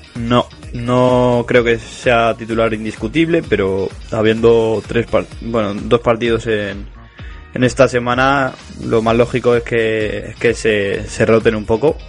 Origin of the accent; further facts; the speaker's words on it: Madrid, Community of Madrid, Spain; Yo no me considero madrileño, me considero vallecano.